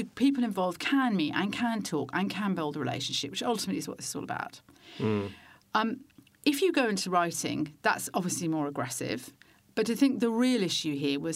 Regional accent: United Kingdom; as a Brit

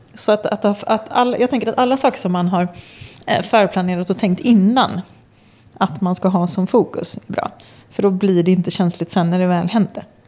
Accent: Gothenburg, Västra Götaland, Sweden; jag är från Göteborg

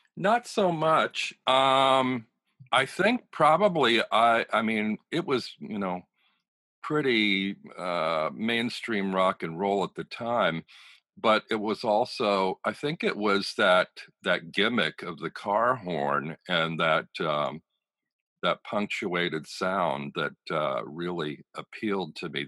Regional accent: Pennsylvania, United States; moved away as an adult; also born or lived in Dayton, Ohio / New York; I'm gay and I grew up in Pennsylvania where there was no gay visibility

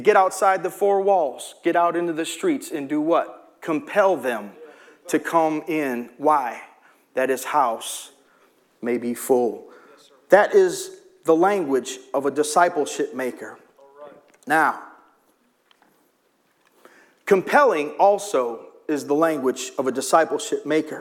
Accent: Chicago, Illinois, United States; I'm from Chicago

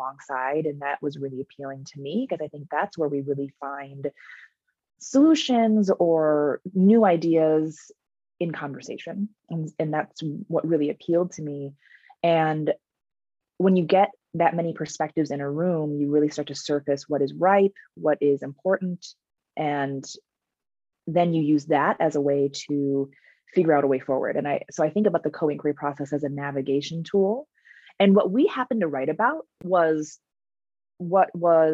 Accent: Minnesota, United States; I grew up in Minnesota, and that's where I work, the University of Minnesota.

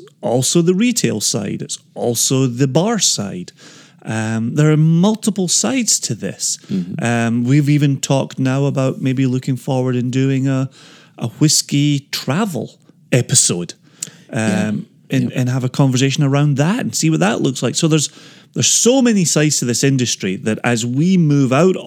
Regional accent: Scotland, United Kingdom; growing up in Scotland

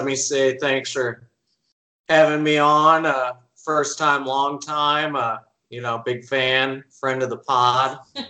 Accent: Maryville, Illinois, United States; moved away as an adult; also born or lived in Columbia, Missouri / St. Louis, Missouri / St. Charles, Missouri; now in Clayton, United States; I was born in Maryville, Illinois, lived there for my first 18 years of life. Moved to Columbia, Missouri first I did 1 year at UMSL, moved to St. Louis, then moved to Columbia, Missouri

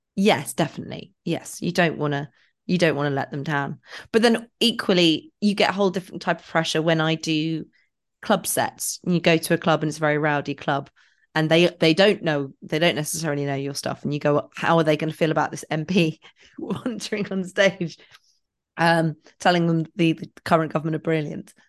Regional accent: England, United Kingdom; I'm so English

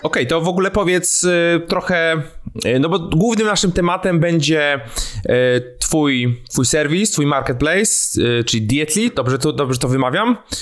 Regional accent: Warsaw, Masovian Voivodeship, Poland; ja jestem z Warszawy, tutaj z Warszawy nadaję.

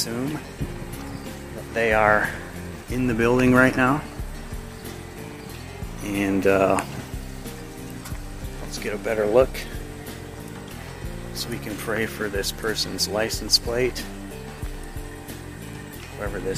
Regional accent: Oregon, United States; the local Masonic Center in my hometown

